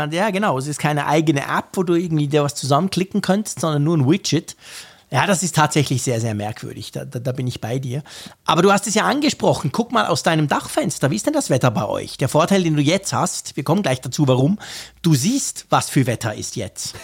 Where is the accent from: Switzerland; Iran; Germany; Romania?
Switzerland; ich bin Schweizer